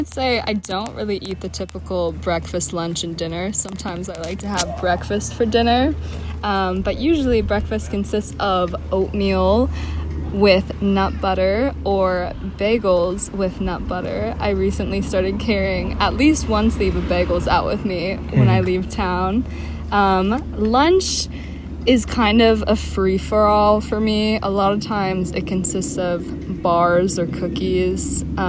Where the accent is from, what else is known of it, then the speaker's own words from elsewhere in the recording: Seattle, Washington, United States; I'm from Seattle, Washington